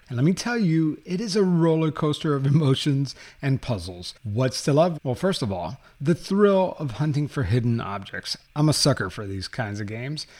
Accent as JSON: {"language": "English", "town": "Miami", "region": "Florida", "country": "United States", "tie": "born or raised there", "moved": "yes", "said": "I grew up Roman Catholic in Miami, Florida"}